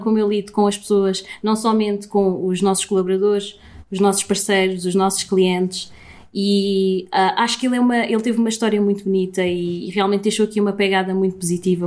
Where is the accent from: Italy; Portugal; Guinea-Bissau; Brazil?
Portugal; Sintra, Lisbon; cresci aqui, cresci nesta zona de Sintra